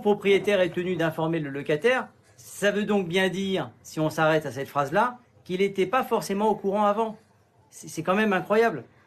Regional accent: Sainte-Anne, Guadeloupe; je suis originaire de Sainte-Anne en Guadeloupe

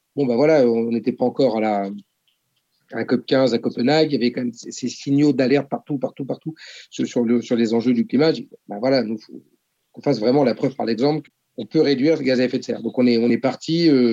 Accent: Oléron, Nouvelle-Aquitaine, France; moved away as an adult; also born or lived in Paris; Ça faisait 10 ans que j'étais parti à Paris pour mes études et pour le boulot. Je voulais rentrer chez moi à Oléron

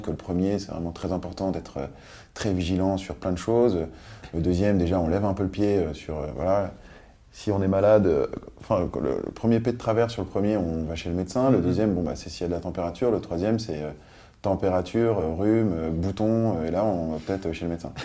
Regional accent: Paris, Île-de-France, France; also born or lived in Nice / Biot; j'ai grandi euh, à Bastille, dans, un, quartier super agréable

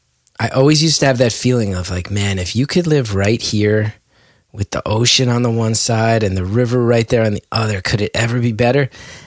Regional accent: New Jersey, United States; growing up in Jersey in our era

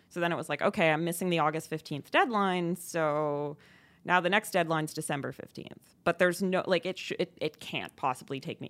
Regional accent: Ontario, Canada; now in Montreal, Canada; I'm not from here. I'm from Ontario.

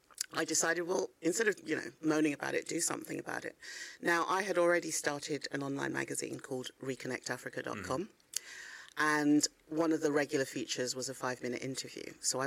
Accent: Ghana; I felt guilty because I knew that I'm from Ghana and my country needed the skills

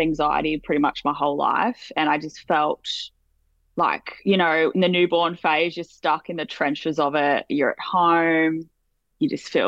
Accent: Sydney, New South Wales, Australia; Everyone thinks I'm either from, well, usually people think I'm from Queensland or Melbourne. I'm not sure why, but I'm like, no, I'm in the middle.

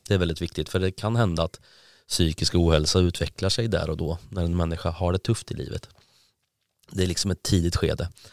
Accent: Karlskoga, Örebro County, Sweden; now in Gothenburg, Sweden; Jag är från Karlskoga från början.

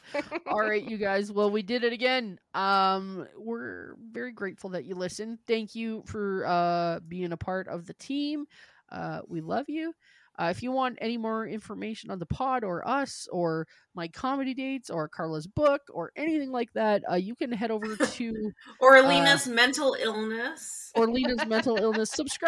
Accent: Canada; I go, we're from Canada.

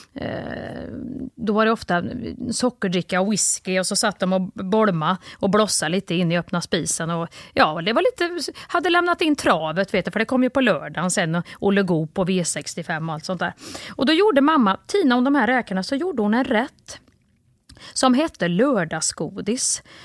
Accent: Kristinehamn, Värmland, Sweden; jag är uppvuxen ju i, i Kristinehamn

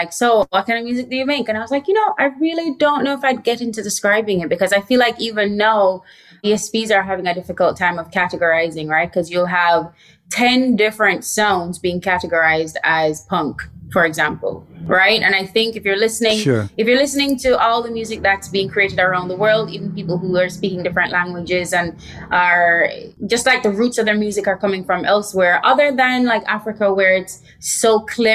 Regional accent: Jamaica; how I would describe myself is as a Jamaican artist. I'm very proud of where I'm from.

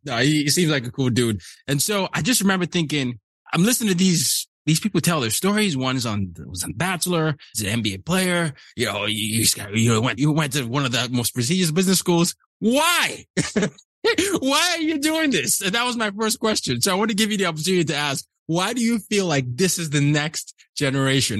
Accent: Nigeria; I'm from Nigeria

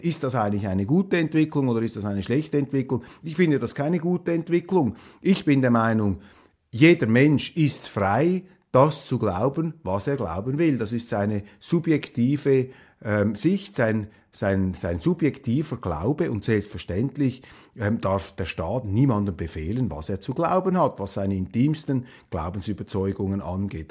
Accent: Switzerland

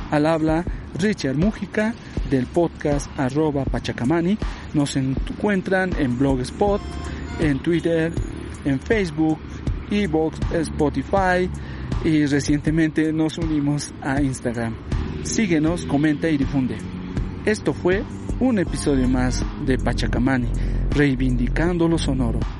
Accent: Bolivia; también forma parte de la identidad de nosotros como bolivianos.

